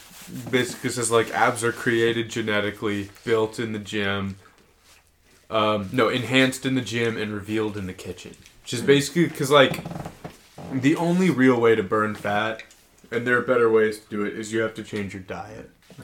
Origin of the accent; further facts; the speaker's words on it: Liverpool, North West England, United Kingdom; I'm a Scouser. Scousers don't get knocked out.